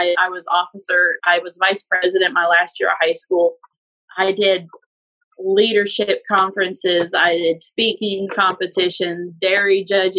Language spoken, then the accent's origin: English; Akron, Ohio, United States; moved away as an adult; also born or lived in Georgetown, Ohio; now in Kentucky, United States; I grew up in Akron, Ohio.